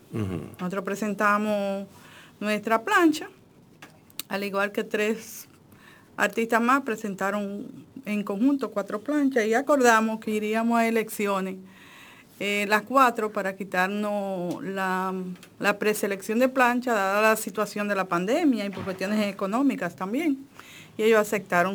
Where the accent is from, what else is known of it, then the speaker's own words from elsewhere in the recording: Dajabón, Dominican Republic; yo soy de, de Dajabón. Yo tengo un pensamiento norteño